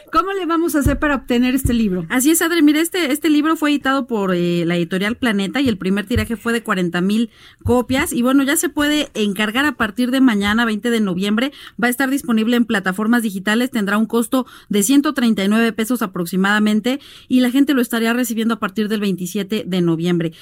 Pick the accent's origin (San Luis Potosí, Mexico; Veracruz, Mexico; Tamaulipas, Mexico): Veracruz, Mexico; en mi pueblo Veracruz